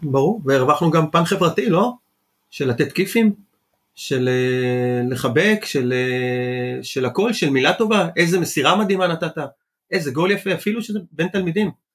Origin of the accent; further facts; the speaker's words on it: Nitzanim, Southern District, Israel; also born or lived in Chile; now in Holon, Israel; נולדתי בצ'ילה, דרום אמריקה, ועליתי לארץ בגיל שמונה חודשים, ישר לקיבוץ ניצנים